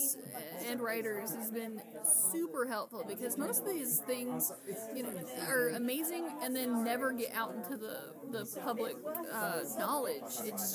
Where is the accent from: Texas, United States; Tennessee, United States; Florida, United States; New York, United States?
Tennessee, United States; East Ridge; I was born in East Ridge.